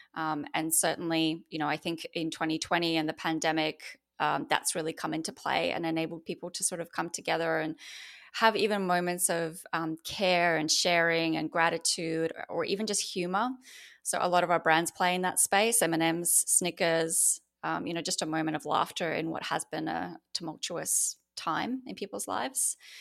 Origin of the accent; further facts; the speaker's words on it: Australia; accent: Australian; moved away as an adult; now in United States; I've actually moved from Australia, which you can probably hear from my accent, um, to the U S, uh, just two months ago.